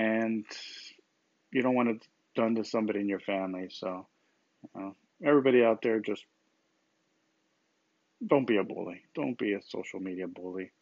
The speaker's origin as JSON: {"language": "English", "country": "United States", "tie": "born or raised there", "said": "Growing up in the United States, with the freedom"}